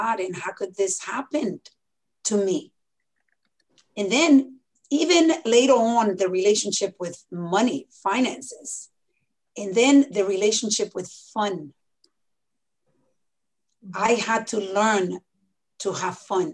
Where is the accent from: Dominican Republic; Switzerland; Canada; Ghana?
Dominican Republic; moved away; when I was born in the Dominican Republic